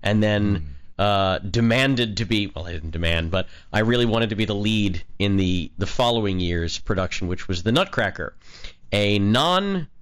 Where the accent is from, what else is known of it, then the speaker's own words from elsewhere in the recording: Fort Lee, New Jersey, United States; I grew up in the Garden State, Fort Lee, New Jersey